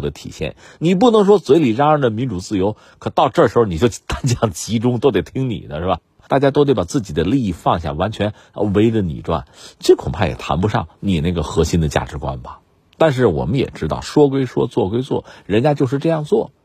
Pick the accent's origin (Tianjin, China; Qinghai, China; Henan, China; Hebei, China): Hebei, China; 我们是河北人